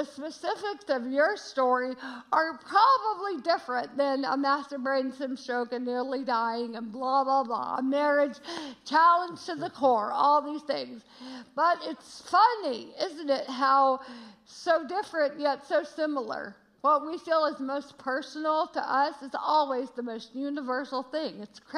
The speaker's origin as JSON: {"language": "English", "region": "Georgia", "country": "United States", "said": "I say y'all a lot. I'm from Georgia, but we are loving Chicago."}